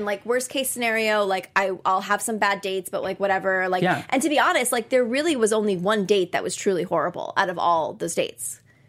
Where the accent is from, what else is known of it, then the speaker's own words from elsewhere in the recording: Connecticut, United States; and I'm from Connecticut